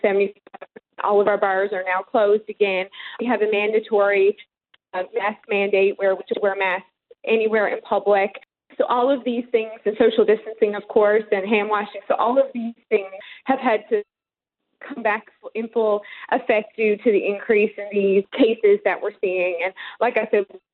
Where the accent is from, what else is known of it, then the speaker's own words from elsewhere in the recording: Colliers, Newfoundland and Labrador, Canada; moved away as an adult; now in Houston, United States; I am. Born and raised in Colliers, Newfoundland